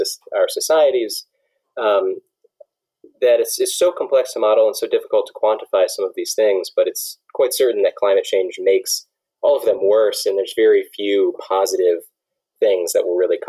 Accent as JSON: {"language": "English", "town": "Detroit", "region": "Michigan", "country": "United States", "tie": "born or raised there", "said": "I'm from Metro Detroit, a very small suburb, and that's also where I grew up. You know, I spent my whole life in the same house"}